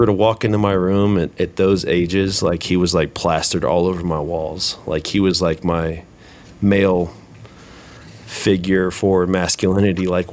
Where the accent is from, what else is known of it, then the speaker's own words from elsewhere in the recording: Huber Heights, Ohio, United States; growing up in Heber Heights, going to school at Wayne